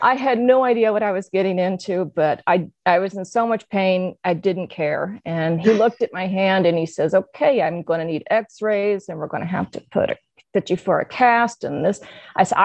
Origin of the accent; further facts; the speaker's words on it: Springfield, Illinois, United States; my hometown of Springfield, Illinois